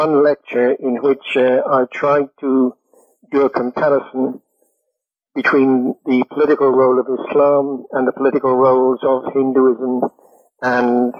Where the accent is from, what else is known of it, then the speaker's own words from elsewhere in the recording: United Kingdom; I'm British